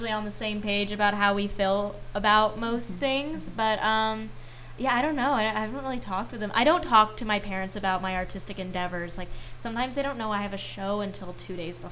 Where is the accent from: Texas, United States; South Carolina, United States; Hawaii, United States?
Texas, United States; Dallas; I was born and raised in Dallas, Texas